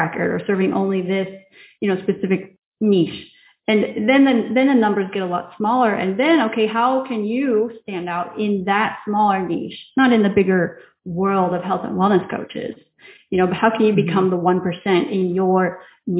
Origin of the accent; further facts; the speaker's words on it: Indiana, United States; moved away as an adult; now in Riga, Latvia; I am originally from Indiana, but I moved to Europe 10 years ago now and have been living here ever since in Riga, Latvia